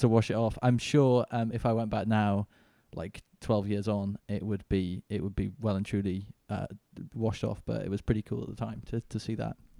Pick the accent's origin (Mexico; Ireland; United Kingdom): United Kingdom; Manchester, North West England; now in London, United Kingdom; I'm from, I live in London now, but I'm originally from Manchester, uh, U K.